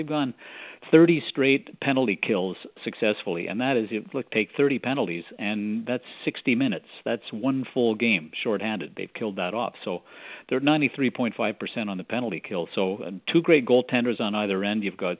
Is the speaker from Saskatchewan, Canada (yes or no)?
no; Montreal, Quebec, Canada; I grew up in Montreal.